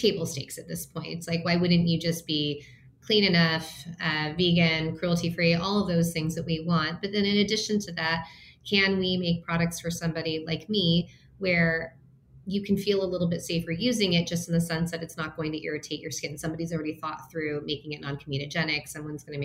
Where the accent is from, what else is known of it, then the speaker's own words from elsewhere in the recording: Minnesota, United States; now in Los Angeles, United States; I was born in Minnesota. My parents immigrated to the US from Taiwan